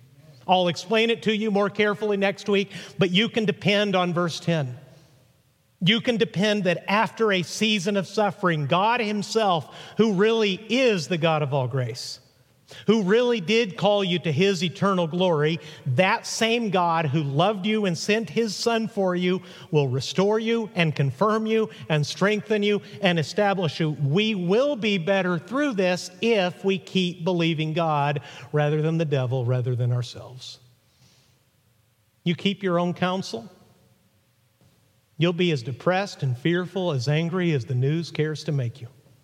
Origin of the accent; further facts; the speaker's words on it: Mexico; When I was 8 years old growing up in Mexico, my dad went to preach in central Mexico